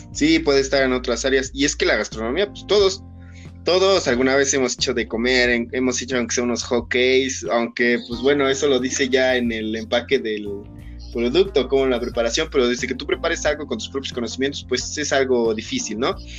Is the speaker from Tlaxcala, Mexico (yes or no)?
yes; Tlaxcala, Mexico; nosotros que somos aquí de Tlaxcala